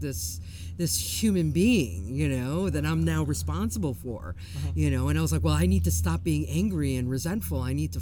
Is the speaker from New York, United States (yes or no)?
yes; New York, United States; I was born and raised in New York